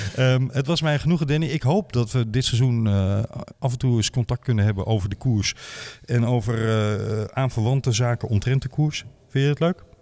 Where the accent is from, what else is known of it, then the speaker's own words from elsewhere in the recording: Mook, Limburg, Netherlands; ik ben geboren in Mook